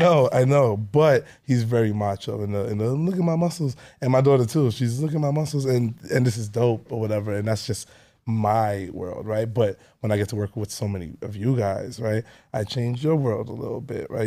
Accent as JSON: {"language": "English", "town": "New York City", "region": "New York", "country": "United States", "tie": "born or raised there", "said": "I grew up in Canarsie, um, my whole life"}